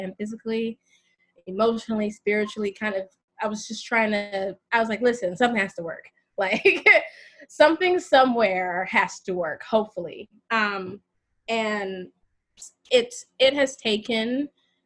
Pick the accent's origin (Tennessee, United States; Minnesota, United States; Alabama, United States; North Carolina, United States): North Carolina, United States; moved away as an adult; now in New York, United States; I am originally from North Carolina, and I've been in New York a little over 10 years